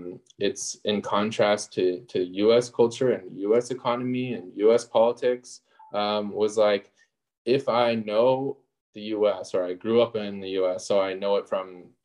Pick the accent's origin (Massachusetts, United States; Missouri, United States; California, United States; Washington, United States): Washington, United States; Puyallup; moved away as an adult; also born or lived in China; I grew up in Washington State in a small town called Puyallup. And then I went to school in a pretty big university, University of Washington. So I stayed close to home for a long time. And then I moved to China.